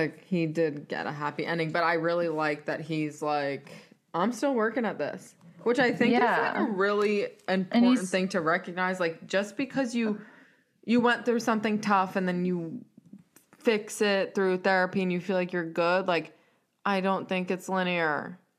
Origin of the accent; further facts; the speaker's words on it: Raleigh, North Carolina, United States; from a skinny little kid growing up in Section 8 in Raleigh to the number one pick